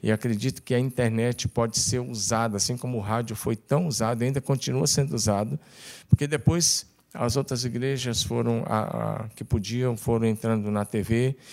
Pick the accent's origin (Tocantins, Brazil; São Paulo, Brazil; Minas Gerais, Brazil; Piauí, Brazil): Tocantins, Brazil; moved away as an adult; also born or lived in Curitiba; eu sou do Tocantins